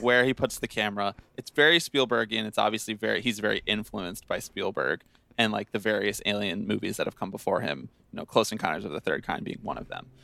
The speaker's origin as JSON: {"language": "English", "area": "Bucks County", "region": "Pennsylvania", "country": "United States", "tie": "born or raised there", "said": "I'm from Bucks County, Pennsylvania"}